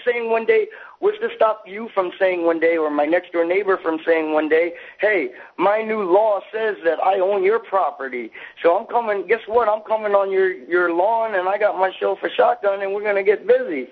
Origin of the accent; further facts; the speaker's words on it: the South, United States; I grew up in the South